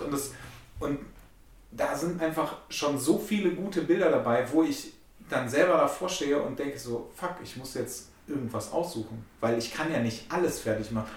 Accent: Germany; ich bin äh, aus Deutschland

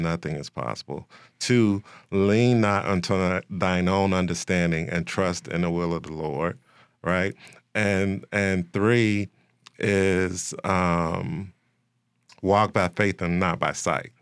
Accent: Chicago, Illinois, United States; I am, uh, born and raised in Chicago, West Side

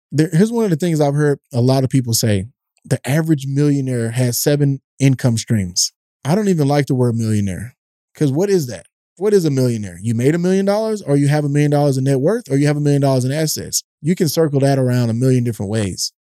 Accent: East Texas, United States; I grew up in a tough neighborhood in East Texas

